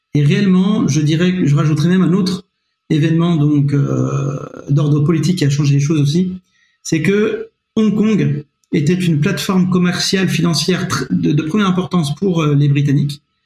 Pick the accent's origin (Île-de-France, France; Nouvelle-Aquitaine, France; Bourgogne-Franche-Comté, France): Bourgogne-Franche-Comté, France; Nevers; also born or lived in Syria / Montpellier / Besançon; j'ai passé le, plus clair de, mon adolescence euh, à, Nevers jusqu'au bac. Après, auparavant, moi, je suis né à l'étranger, je suis né en Syrie